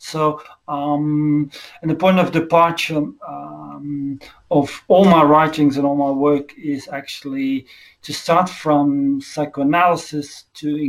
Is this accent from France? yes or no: no; Belgium; from Belgium